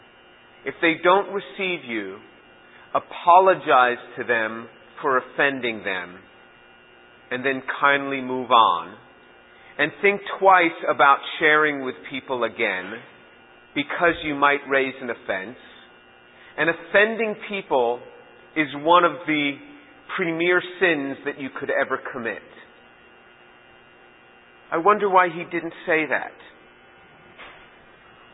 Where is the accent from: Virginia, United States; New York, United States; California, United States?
New York, United States; New York City; I am from New York City